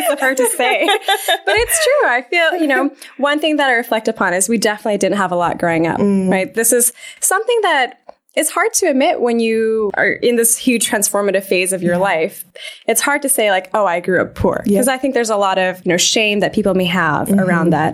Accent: Vancouver, British Columbia, Canada; moved away as an adult; now in United States; I grew up in Vancouver, Canada

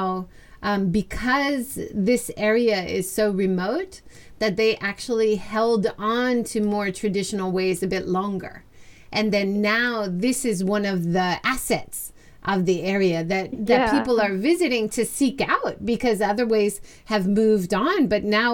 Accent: Hawaii, United States; moved away as an adult; now in Japan; I grew up in Hawaii

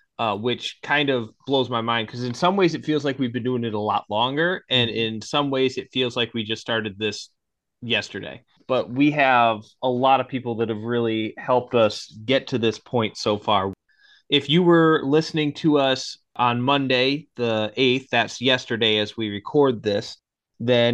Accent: Rochester, Michigan, United States; now in Seattle, United States; Seattle, where I'm at, my hometown, Rochester, Michigan

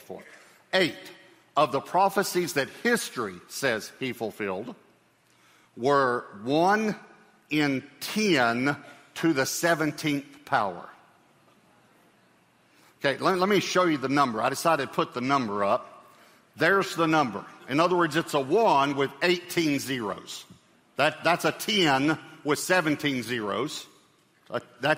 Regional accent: Texas, United States; I'm a Texan, so I love Texas

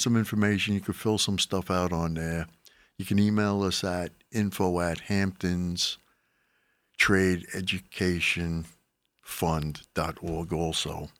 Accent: Mastic Beach, New York, United States; I grew up in Mastic Beach

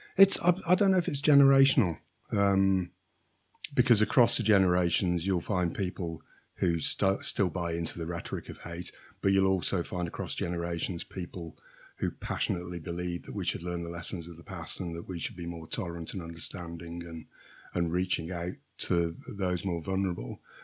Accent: Shrewsbury, West Midlands, United Kingdom; I'm a Silopian, not by birth, uh, but my parents moved here when I was a young child, so, uh, I'm an ad-, an adopted Silopian

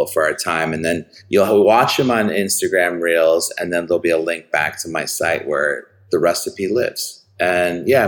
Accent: Chicago, Illinois, United States; growing up in Chicago, I grew up on the Northwest Side

